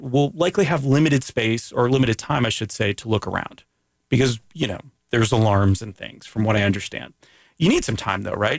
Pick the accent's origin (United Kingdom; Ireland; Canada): Canada; I'm Canadian